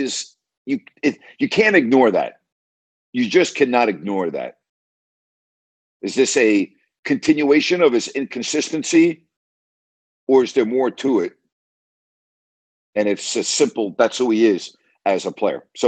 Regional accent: United States; as an American citizen

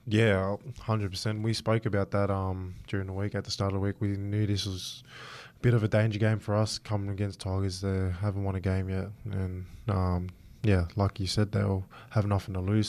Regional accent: Australia; I'm Aussie first and, you know, I'm proud of my Samoan heritage

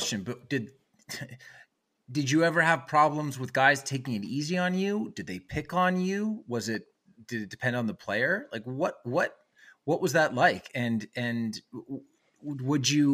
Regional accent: Canada; as a Canadian

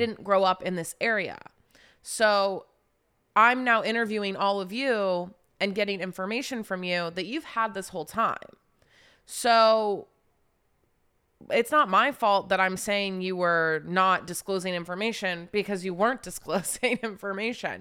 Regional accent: Charleston, West Virginia, United States; also born or lived in Wheeling, West Virginia; I grew up in West Virginia, like, kind of just raised all the way through high school in Charleston, West Virginia.

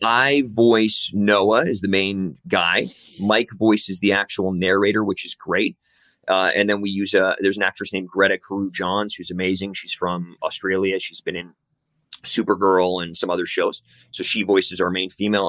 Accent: Canada; also born or lived in Vancouver; We're two Canadian dudes

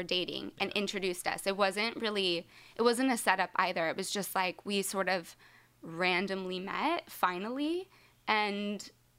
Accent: Lodi, California, United States; also born or lived in Seattle, Washington / Atwater, California / Stockton, California; I was born in just outside of Seattle in Washington. Then my family moved to Lodi in California, and I lived there until about 7th grade. And then I lived in Atwater, California, until just for high school. And then I moved back to Stockton, which is next to Lodi.

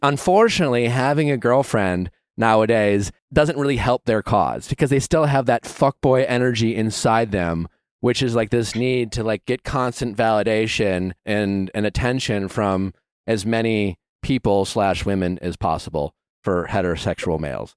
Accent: Midwest, United States; I'm from the Midwest

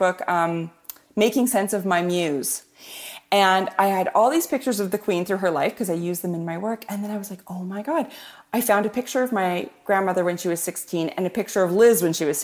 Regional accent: Canada; I'm Canadian

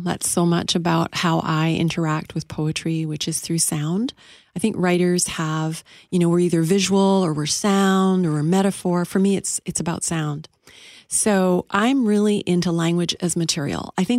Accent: Saskatchewan, Canada; as a typical immigrant settler kid living across Canada, particularly the prairies, did a lot of growing up in Saskatchewan, where my dad, believe it or not, was a United Church minister.

